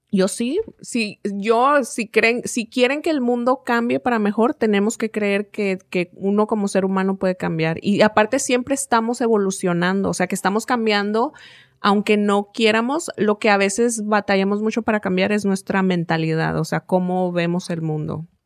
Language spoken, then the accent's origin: Spanish; Mexico; moved away; creciendo en México